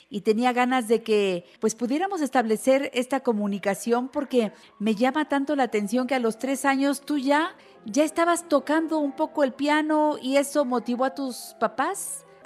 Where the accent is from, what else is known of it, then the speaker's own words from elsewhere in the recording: Mexico City, Mexico; Aquí en la Ciudad de México.